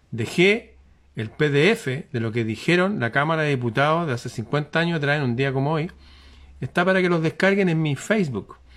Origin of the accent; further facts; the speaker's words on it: Chile; Yo soy chileno, hijo de padres chilenos, nieto de chilenos, bisnieto de chilenos, tataranieto de chilenos